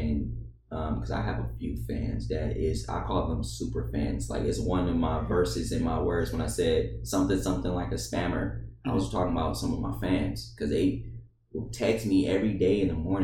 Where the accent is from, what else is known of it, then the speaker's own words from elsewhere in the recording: Detroit, Michigan, United States; now in Columbia, United States; I'm the kid from Detroit, Michigan, adopted by Columbia, South Carolina